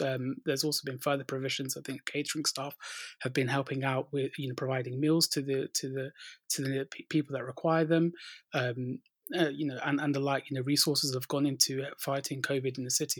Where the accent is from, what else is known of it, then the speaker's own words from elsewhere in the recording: London, United Kingdom; growing up in North London